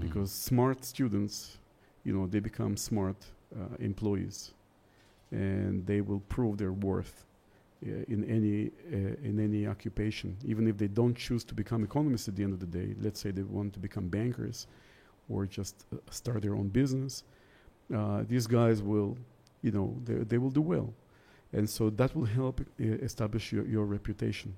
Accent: Israel; moved away as an adult; also born or lived in St. Petersburg, Russia / Moscow, Russia / Tbilisi, Georgia; now in Georgia; my family emigrated to Israel when I was little in, uh, in the 70s. So I grew up there.

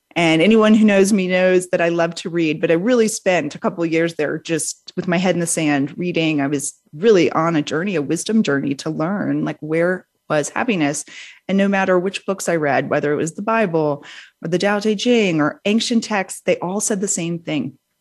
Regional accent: New Orleans, Louisiana, United States; I grew up in New Orleans, Louisiana, um, from a big, big Southern family

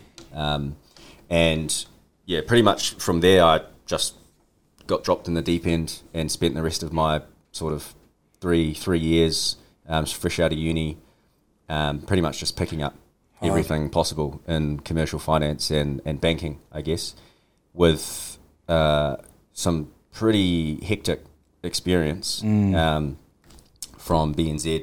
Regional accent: Auckland, New Zealand; I'm from Margaret East, born and bred, South Auckland. I grew up in Margaret East

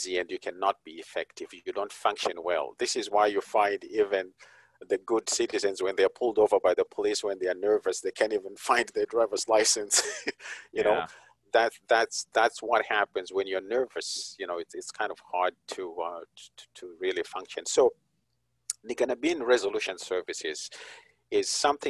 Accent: Zimbabwe; moved away; I'm originally from Zimbabwe

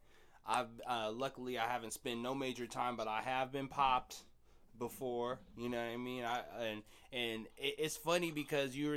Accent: Seattle, Washington, United States; I'm from Beacon Hill, but, you know, I live up north

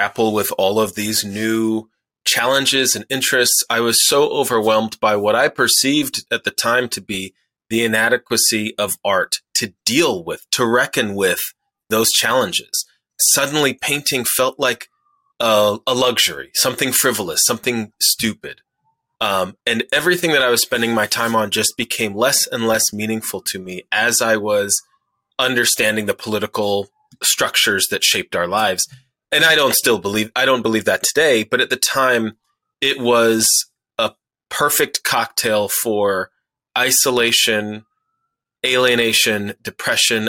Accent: Chicago, Illinois, United States; moved away; also born or lived in Rhode Island; I was born and raised on the South Side of Chicago

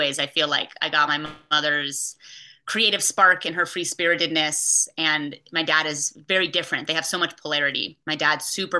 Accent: Bay Area, California, United States; I was raised in the Bay Area

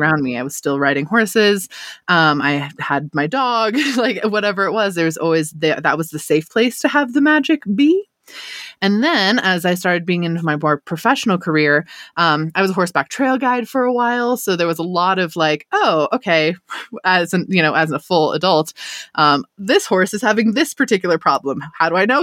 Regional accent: United States; I was born and raised in Lake Tahoe. I'm here still.

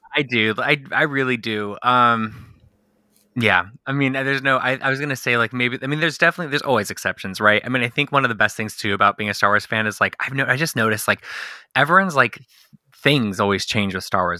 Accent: Southern California, United States; I'm born and raised in Southern California.

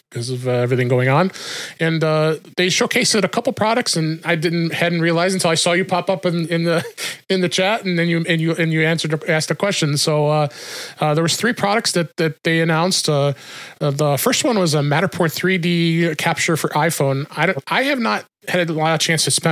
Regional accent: Chicago, Illinois, United States; Shure's in my hometown here in Chicago.

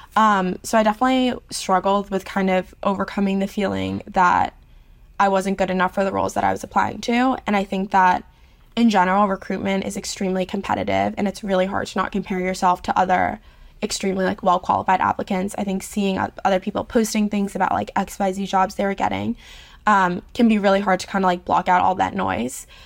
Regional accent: New York City, New York, United States; moved away as an adult; now in Charlottesville, United States; I grew up in New York City

